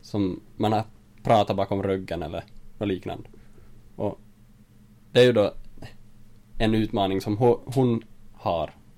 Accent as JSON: {"language": "Swedish", "town": "Jakobstad", "region": "Ostrobothnia", "country": "Finland", "moved": "as an adult", "lives_now": "Vaasa, Finland", "said": "jag kommer från Jakobstad, bor för tillfället i Vasa"}